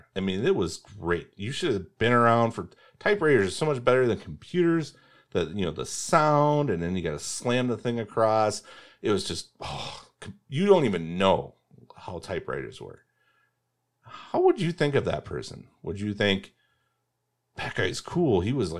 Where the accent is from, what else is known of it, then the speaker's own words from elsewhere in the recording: Indiana, United States; I'm from Indiana.